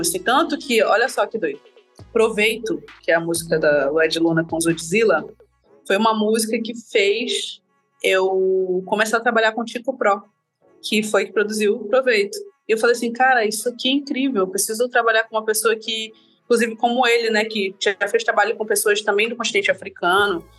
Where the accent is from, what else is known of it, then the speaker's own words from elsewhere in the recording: interior of Amazonas, Brazil; amazonense, nasci no interior do Amazonas